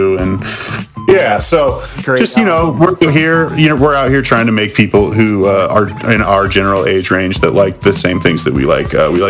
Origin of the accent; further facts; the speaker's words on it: Bend, Oregon, United States; coming to my hometown.